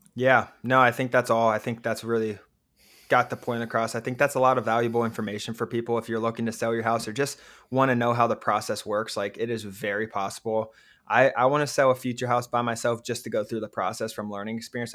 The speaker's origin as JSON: {"language": "English", "town": "Cincinnati", "region": "Ohio", "country": "United States", "said": "we're from Cincinnati, Ohio."}